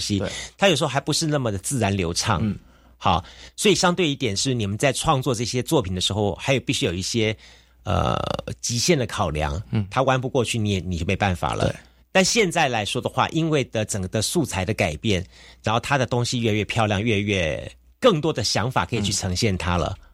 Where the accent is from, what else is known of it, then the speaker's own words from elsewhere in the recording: Taiwan; 我们台湾人